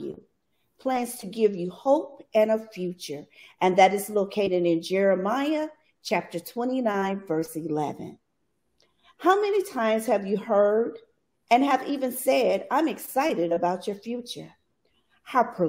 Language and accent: English; Bastrop, Louisiana, United States; I grew up in Bastrop, Louisiana.